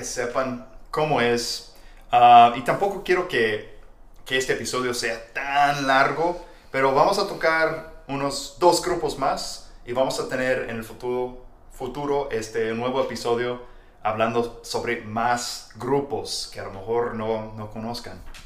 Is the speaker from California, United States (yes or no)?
no; Texas, United States; soy de Texas